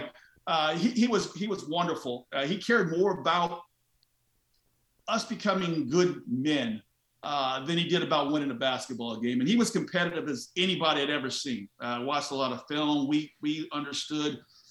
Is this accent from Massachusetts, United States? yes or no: no; Los Angeles, California, United States; I grew up in Los Angeles